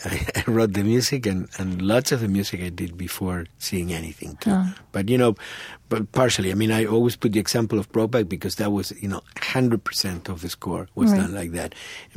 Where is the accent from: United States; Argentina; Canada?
Argentina; English is a second language; that's something definitely that when I came from Argentina didn't know, and that's something that obviously transforms you as a human being.